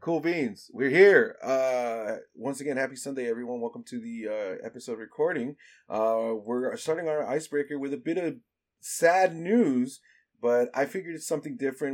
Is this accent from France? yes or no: no; El Salvador; I'm from El Salvador, so I didn't live in a Mexican household.